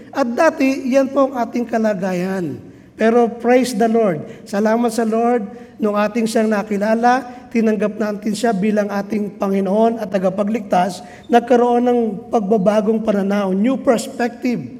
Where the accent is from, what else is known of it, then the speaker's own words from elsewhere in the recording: Biñan, Calabarzon, Philippines; darating doon sa amin sa Binyan